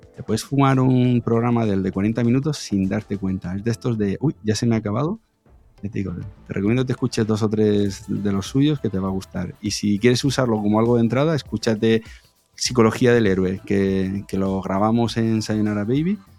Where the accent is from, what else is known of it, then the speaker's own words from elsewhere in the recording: Region of Murcia, Spain; yo soy de fuera de Madrid, soy de Murcia